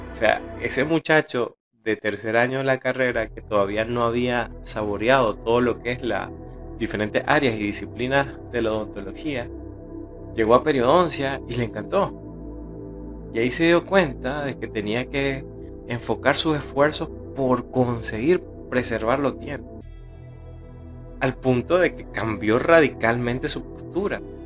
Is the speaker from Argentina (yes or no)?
no; Nicaragua; aquí en mi país, en Nicaragua